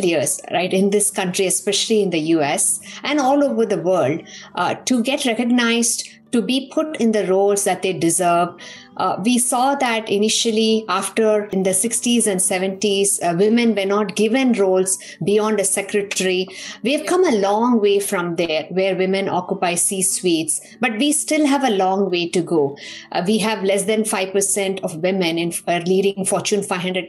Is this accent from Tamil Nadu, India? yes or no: yes; Coimbatore, Tamil Nadu, India; moved away as an adult; also born or lived in Pilani, Rajasthan, India; now in United States; I grew up in Tamil Nadu, in Coimbatore, and I was raised by a single mother